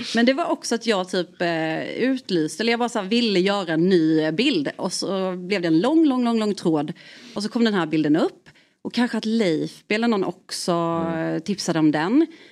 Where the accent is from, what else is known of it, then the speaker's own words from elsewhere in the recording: Värnamo, Jönköping County, Sweden; now in Gothenburg, Sweden; jag är från Värnamo